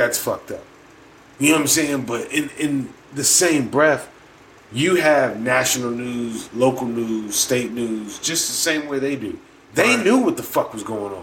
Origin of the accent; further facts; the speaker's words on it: United States; As an American